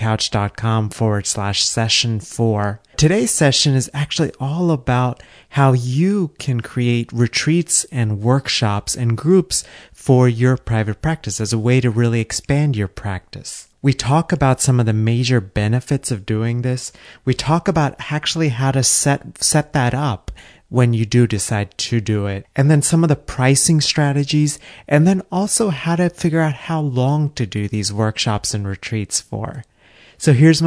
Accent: Texas, United States; moved away; Texas, my home state.

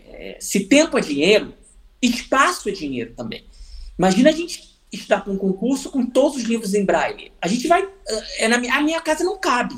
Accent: Rio de Janeiro, Brazil; a cidade onde eu nasci, o Rio de Janeiro

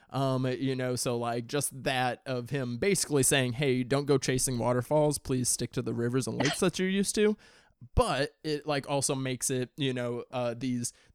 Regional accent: Midwest, United States; growing up in the Midwest, like, you know, I swam in lakes and rivers

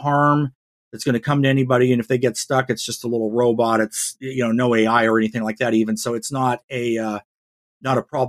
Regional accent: Northern Nevada, United States; growing up in Northern Nevada

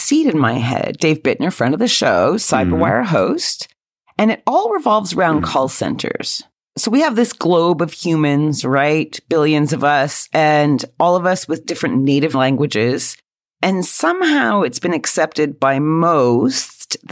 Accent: Quebec, Canada; accent: Canadian; moved away as an adult; now in United Kingdom; I certainly have been living in the UK for 20 years, still sound as Canadian as the day I was born

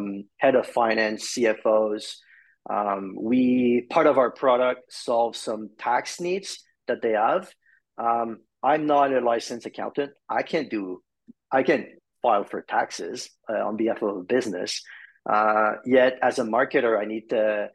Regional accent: Montreal, Quebec, Canada; I'm from Montreal, Canada.

